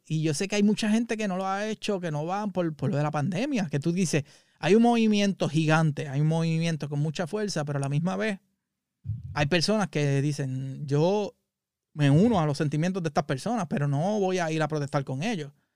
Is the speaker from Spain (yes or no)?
no; Puerto Rico; moved away; nosotros como puertorriqueños